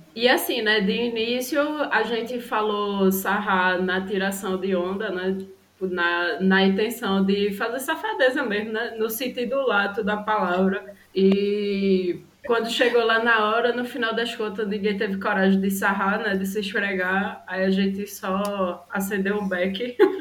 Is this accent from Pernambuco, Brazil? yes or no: yes; Recife, Pernambuco, Brazil; moved away as an adult; now in Brasília, Brazil; Eu sou de Recife, mas atualmente eu moro em Brasília, já tem um ano e meio. E amo minha cidade, amo minha, minha terra.